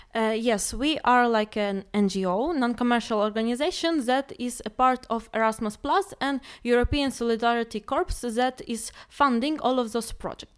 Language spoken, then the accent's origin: English; Ukraine; now in Poznan, Poland; I'm from Ukraine and I'm a student of cognitive science in Poznan